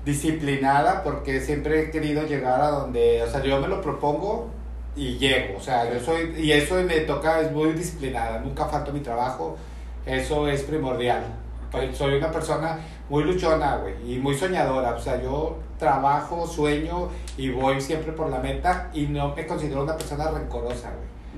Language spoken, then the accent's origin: Spanish; Mexico City, Mexico; soy muy chilango